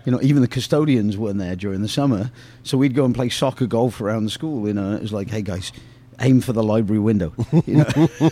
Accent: England, United Kingdom; moved away; growing up in England

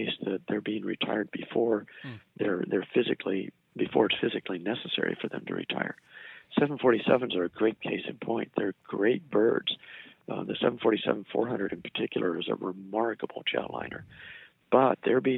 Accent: United States; also born or lived in Japan; I'm an American.

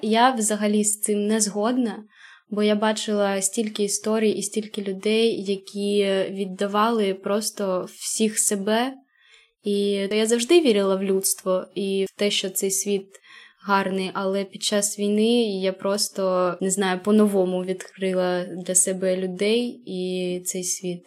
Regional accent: Kharkiv Oblast, Ukraine; moved away as an adult; now in France; Ми з Харківської області

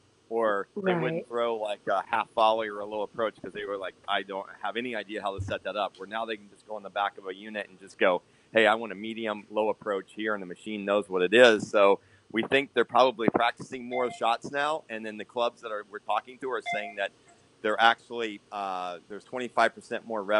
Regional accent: Lima, Ohio, United States; now in Viera, United States; Lima, Ohio.

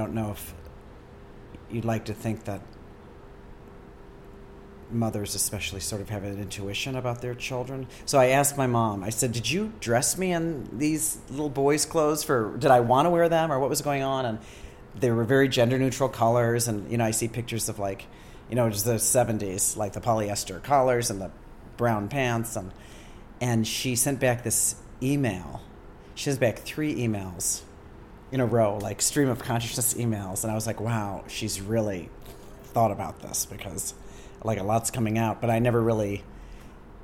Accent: Akron, Ohio, United States; moved away as an adult; also born or lived in St. Louis / Columbus, Ohio / San Francisco; now in New York, United States; I grew up there

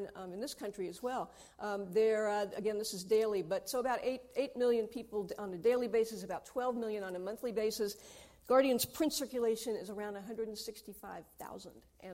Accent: United States; I'm American

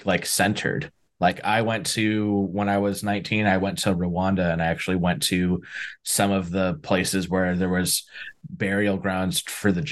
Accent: San Diego, California, United States; I'm from San Diego. Like, we don't have, hunting's not a big thing out here

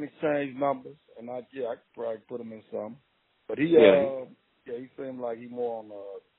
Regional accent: Chicago, Illinois, United States; I'm from South Side.

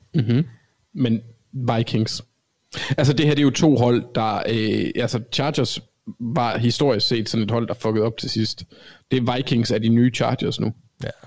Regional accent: Copenhagen, Capital Region of Denmark, Denmark; accent: Copenhagen (københavnsk); now in Jutland, Denmark; Jeg snakker for, jeg snakker for københavnsk

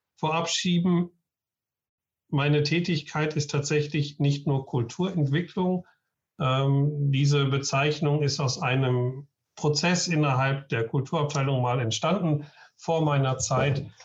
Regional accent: Essen, North Rhine-Westphalia, Germany; now in Schleswig-Holstein, Germany; gebürtiger Essener

